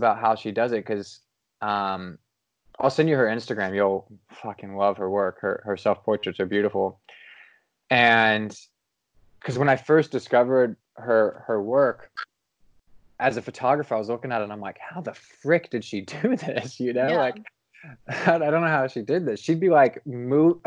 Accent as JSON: {"language": "English", "town": "Cincinnati", "region": "Ohio", "country": "United States", "tie": "born or raised there", "moved": "yes", "said": "it was in my hometown in Cincinnati"}